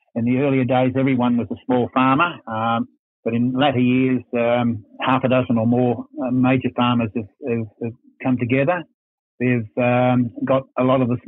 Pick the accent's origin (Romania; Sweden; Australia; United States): Australia; Werribee, Victoria; also born or lived in Hoppers Crossing / Sydney; I was born in Werribee at the Wandeen Hospital.